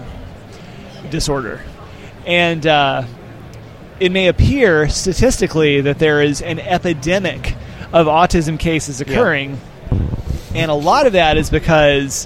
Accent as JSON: {"language": "English", "town": "Montgomery", "region": "Alabama", "country": "United States", "tie": "born or raised there", "said": "I grew up in Montgomery at that time, just down the road from where he was living, just outside Troy"}